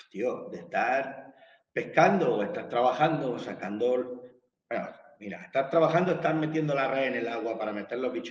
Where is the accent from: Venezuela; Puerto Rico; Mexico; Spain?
Spain; southern Spain; yo que soy del sur de España